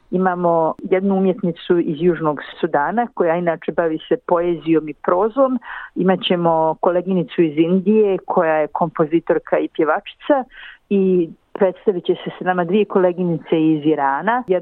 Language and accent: Croatian; Bosnia & Herzegovina